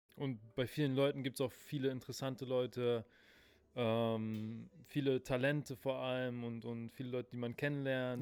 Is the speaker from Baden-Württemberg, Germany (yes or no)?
no; Berlin, Germany; ich wurde hier in Berlin geboren, in Spandau.